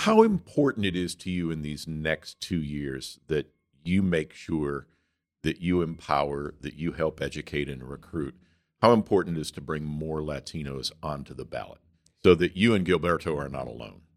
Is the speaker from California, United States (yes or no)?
yes; Southern California, United States; now in Goshen, United States; I grew up in Southern California and became a journalist